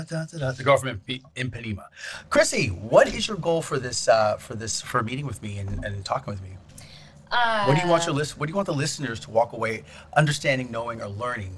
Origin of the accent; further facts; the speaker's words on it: Alaska, United States; now in Arizona, United States; I'm originally from Alaska